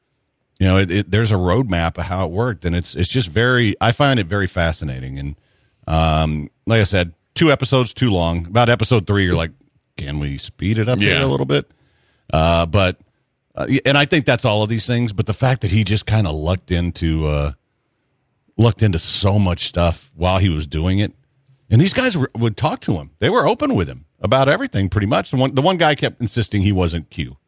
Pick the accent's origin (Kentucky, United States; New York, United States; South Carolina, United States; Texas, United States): Kentucky, United States; We're from Kentucky, and neither of us have gone to the horse track in a while.